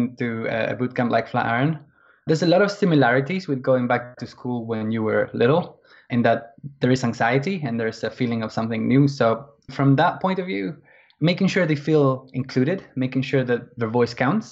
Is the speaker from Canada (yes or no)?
no; Argentina; now in London, United Kingdom; I'm from Argentina, originally. But I've been living in England.